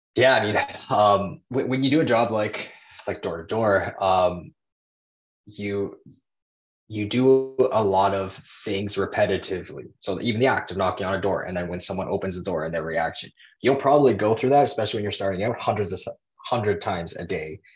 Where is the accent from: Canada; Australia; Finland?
Canada; Toronto, Ontario; I'm Canadian. I'm from Toronto, Canada